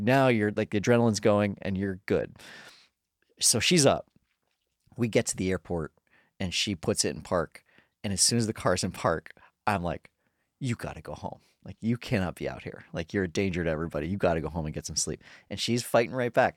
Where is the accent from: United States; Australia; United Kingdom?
United States; Colorado; now in Los Angeles, United States